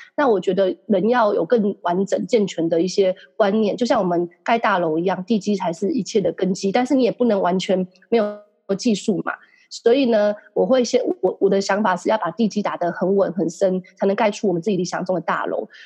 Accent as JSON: {"language": "Chinese", "country": "Taiwan", "said": "我们台湾人或是亚洲人都有个习惯"}